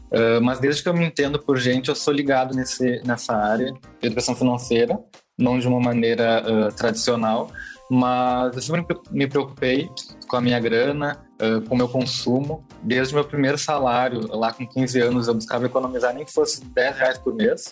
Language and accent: Portuguese; Porto Alegre, Rio Grande do Sul, Brazil; Eu sou de Porto é? Alegre, Rio Grande do Sul